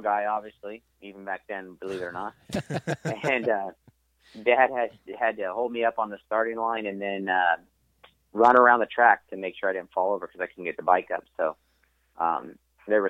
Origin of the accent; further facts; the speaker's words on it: Ontario, California, United States; I grew up in Ontario, California, which is like IE now